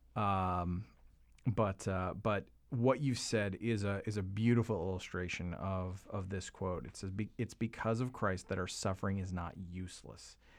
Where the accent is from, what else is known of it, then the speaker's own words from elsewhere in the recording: Canada; now in United States; a Canadian who lives in America